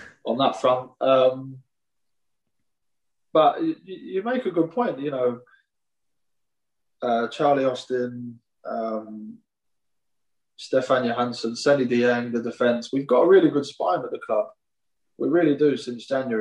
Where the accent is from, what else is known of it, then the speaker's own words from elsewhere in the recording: England, United Kingdom; I'm full English